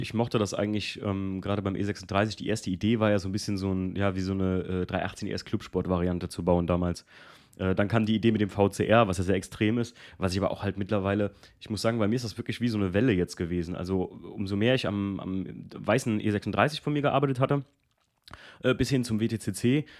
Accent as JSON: {"language": "German", "country": "Germany", "tie": "born or raised there", "said": "wo ich aufgewachsen bin aus Alken"}